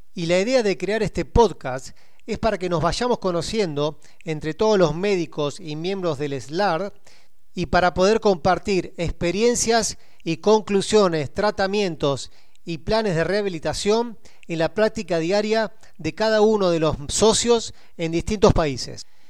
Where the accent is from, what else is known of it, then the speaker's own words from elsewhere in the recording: Argentina; soy argentino